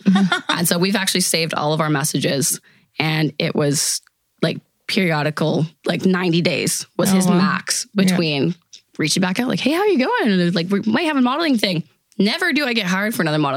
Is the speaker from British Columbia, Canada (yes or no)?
yes; Smithers, British Columbia, Canada; also born or lived in Prince George / Vancouver; now in Kelowna, Canada; I was actually raised in Smithers, BC